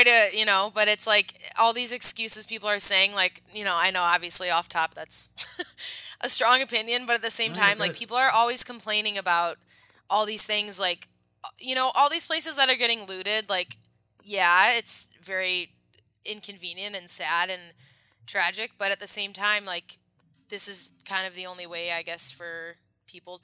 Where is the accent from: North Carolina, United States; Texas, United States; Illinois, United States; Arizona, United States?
Illinois, United States; Chicago; I'm from Chicago. So, you know, living here, living the life